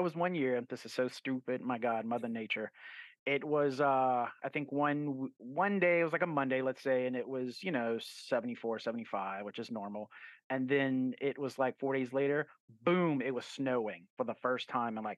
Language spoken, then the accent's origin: English; New Orleans, Louisiana, United States; now in Southern Mississippi, United States; I was born in south of New Orleans, but I grew up in New Orleans